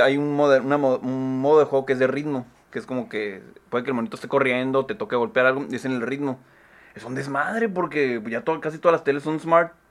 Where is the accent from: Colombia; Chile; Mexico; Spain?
Mexico; San Luis Río Colorado, Sonora; moved away; en San Luis, ahí en mi tierra